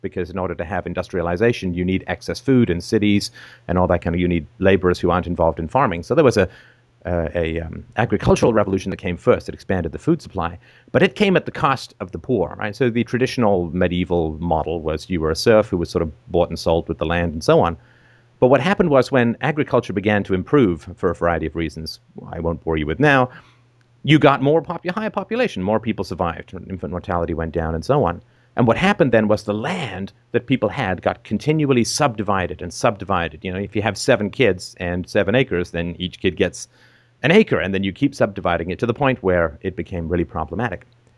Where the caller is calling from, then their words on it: Canada; I'm calling in from Canada.